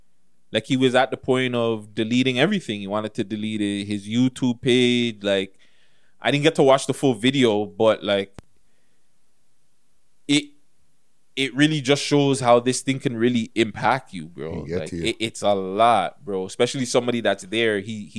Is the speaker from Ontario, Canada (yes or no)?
yes; Toronto, Ontario, Canada; Not just artists, just people in general from Toronto. Man, I'm from Toronto.